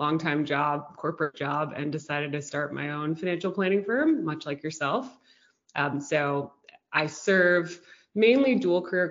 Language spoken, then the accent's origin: English; Houston, Texas, United States; We grew up in Houston, Texas